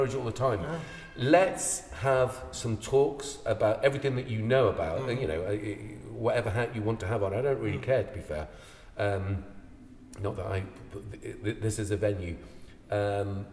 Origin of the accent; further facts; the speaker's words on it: Ireland; now in United Kingdom; I'm Irish.